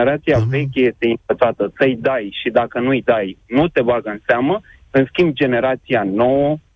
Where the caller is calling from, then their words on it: Pitești, Argeș, Romania; Bună ziua, sunt din Pitești.